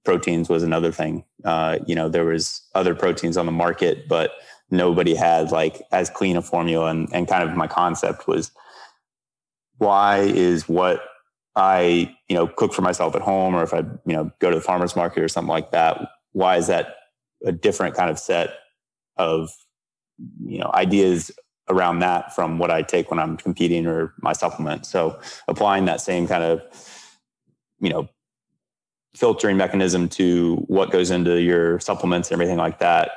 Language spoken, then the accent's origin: English; Gainesville, Florida, United States; I grew up in Gainesville, Florida